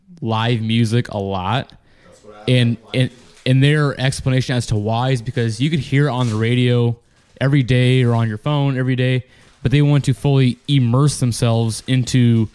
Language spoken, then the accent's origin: English; Eldora, Iowa, United States; moved away; also born or lived in Muscatine, Iowa; I grew up in Eldora, Iowa.